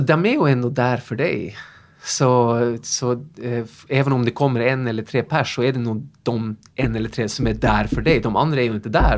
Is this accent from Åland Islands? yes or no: no; Tromsø, Troms, Norway; Swedish is a second language; moved away as an adult; now in Sweden; Ja, jag är ju eh, norsk egentligen. Jag flyttade till Sverige i 97, så jag har bott här några år. Jag är från Tromsö i Nordnorge